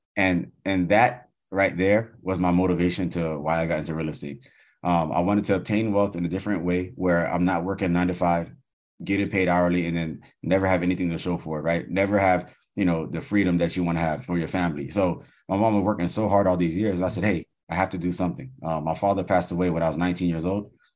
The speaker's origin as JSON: {"language": "English", "country": "United States", "tie": "born or raised there", "said": "I was born in the States"}